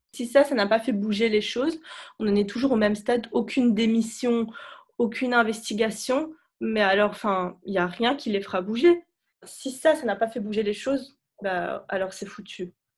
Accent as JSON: {"language": "French", "town": "Beirut", "region": "Beirut Governorate", "country": "Lebanon", "tie": "born or raised there", "also_born_or_lived": "United States", "moved": "as an adult", "lives_now": "Paris, France", "said": "je suis née euh, et j'ai grandi à Beyrouth"}